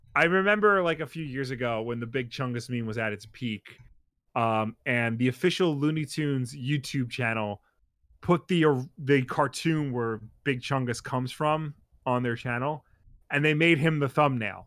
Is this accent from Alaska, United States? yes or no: no; New York, United States; we have to hide the fact we're from New York